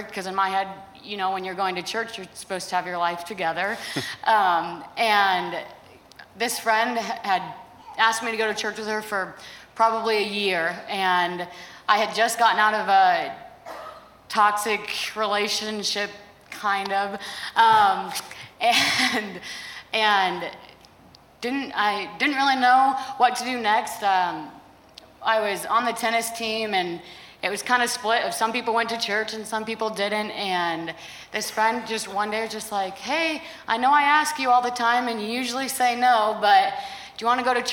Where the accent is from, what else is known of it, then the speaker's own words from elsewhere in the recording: Colorado, United States; moved away as an adult; now in Seward, United States; I'm originally from Colorado